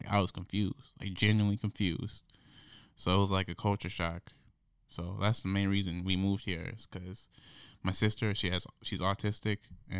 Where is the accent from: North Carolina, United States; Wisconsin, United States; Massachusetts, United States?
Wisconsin, United States; Beloit; It was just, a spur-of-the-moment thing, because I came here from Beloit, Wisconsin. It's, on the border of Illinois and Wisconsin.